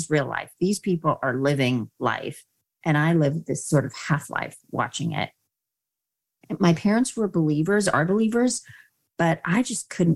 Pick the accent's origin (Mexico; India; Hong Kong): India; I was born in India